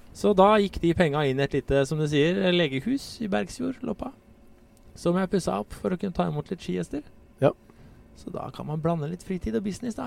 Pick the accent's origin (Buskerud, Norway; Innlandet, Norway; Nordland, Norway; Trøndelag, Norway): Buskerud, Norway; Drammen; Jeg har vokst opp i Drammen